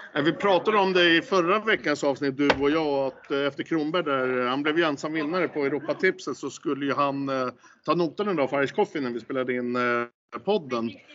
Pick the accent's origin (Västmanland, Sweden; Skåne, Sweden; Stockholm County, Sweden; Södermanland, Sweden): Stockholm County, Sweden; Stockholm; säger jag som stockholmare